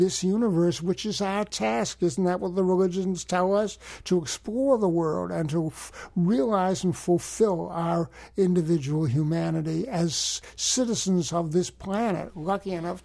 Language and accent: English; United States; I'm an American citizen. I was born in America